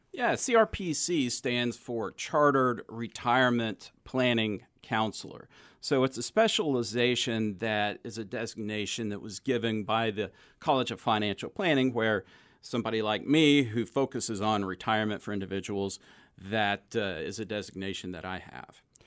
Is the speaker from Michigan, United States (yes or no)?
no; Texas, United States; also born or lived in Knoxville, Tennessee / California; I'm originally from Knoxville, Tennessee, but I grew up in Texas